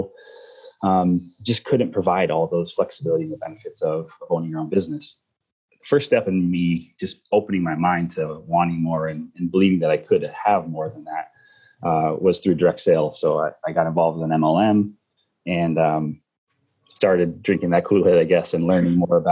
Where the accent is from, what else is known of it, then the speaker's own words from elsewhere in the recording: Northern New York, United States; I grew up in Northern New York